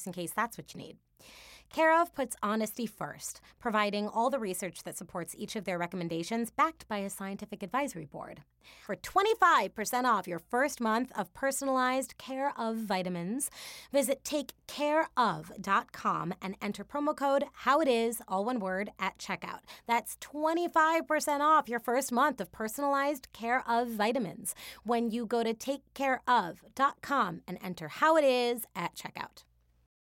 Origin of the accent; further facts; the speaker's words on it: Milwaukee, Wisconsin, United States; shouting out my hometown, I'd be a Milwaukee Bruiser